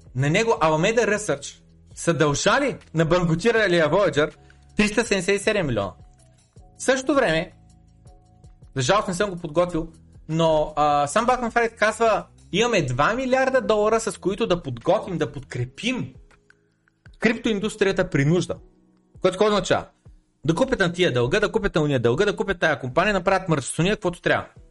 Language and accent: Bulgarian; Bulgaria; аз съм един българин